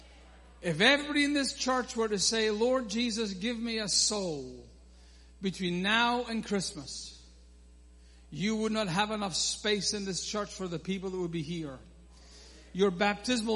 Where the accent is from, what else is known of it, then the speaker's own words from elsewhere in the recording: Scotland, United Kingdom; I am Scottish